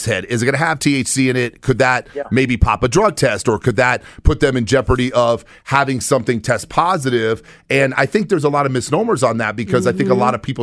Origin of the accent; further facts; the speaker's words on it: New York, United States; I'm a New Yorker